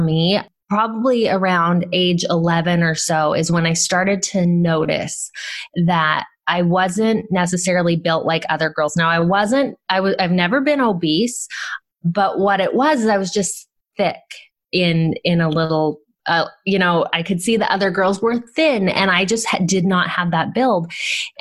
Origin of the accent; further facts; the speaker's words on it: Southern California, United States; I grew up in Southern California